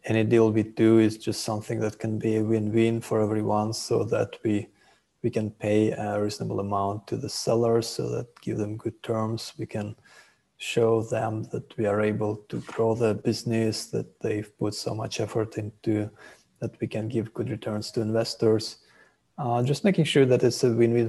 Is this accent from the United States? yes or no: no; Russia; moved away as an adult; also born or lived in Israel / Haifa, Israel; now in Thailand; I was born in Russia, and then our family moved to Israel after I finished high school.